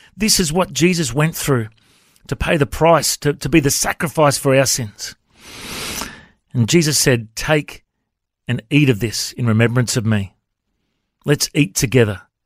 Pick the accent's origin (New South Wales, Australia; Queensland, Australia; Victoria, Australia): New South Wales, Australia; Coffs Harbour; now in Brisbane, Australia; growing up in Cofts